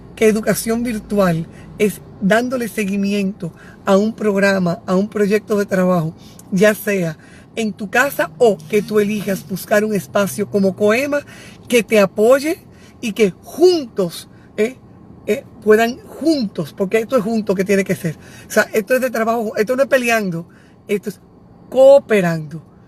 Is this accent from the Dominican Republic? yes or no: yes; Santiago, Dominican Republic; Yo soy de Santiago.